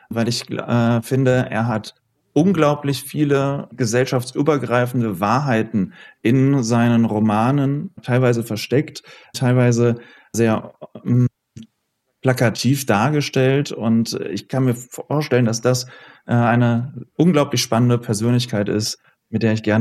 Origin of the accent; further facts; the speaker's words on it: Oberhausen, North Rhine-Westphalia, Germany; moved away as an adult; now in Düsseldorf, Germany; ich komme aus Oberhausen